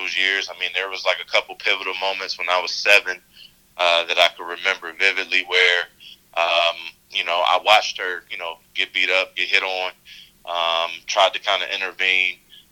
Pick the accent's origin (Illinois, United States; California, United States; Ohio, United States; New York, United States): Ohio, United States; Cleveland; also born or lived in South Euclid, Ohio; we grew up in South Euclid eventually, but we from inner city Cleveland, come from nothing